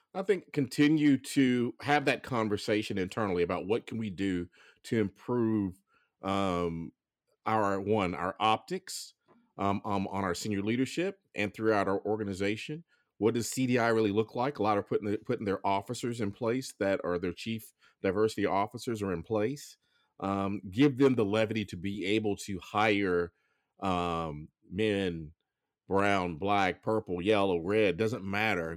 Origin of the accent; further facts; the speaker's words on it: Grand Bay, Alabama, United States; moved away; I grew up in um, Lower Alabama. It's a little town called Grand Bay, south of Mobile.